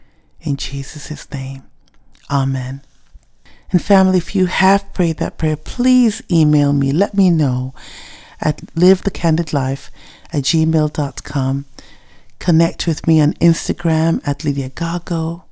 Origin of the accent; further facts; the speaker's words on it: Ghana; first language Ewe; English is a second language; it was the first time I was singing in my native tongue, Ewe, and it just felt good to sing about the love of God in your native tongue.